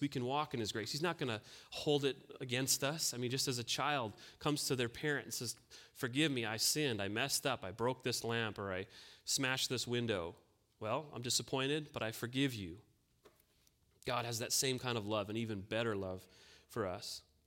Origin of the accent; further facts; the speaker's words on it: North Dakota, United States; I grew up on a farm here in North Dakota.